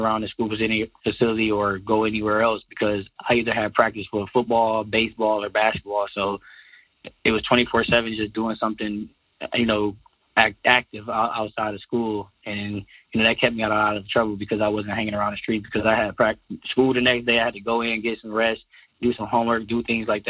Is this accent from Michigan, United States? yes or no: yes; Detroit, Michigan, United States; born or raised there; moved away